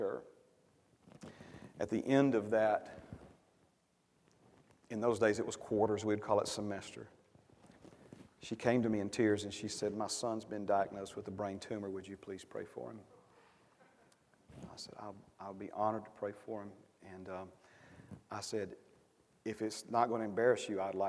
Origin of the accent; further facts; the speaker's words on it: Alabama, United States; I'm from Alabama and proud of it